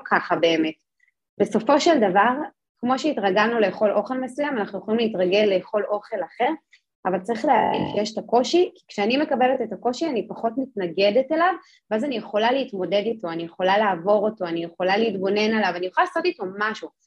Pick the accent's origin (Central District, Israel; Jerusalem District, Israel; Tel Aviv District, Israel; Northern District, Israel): Jerusalem District, Israel; Jerusalem; אני גדלתי בירושלים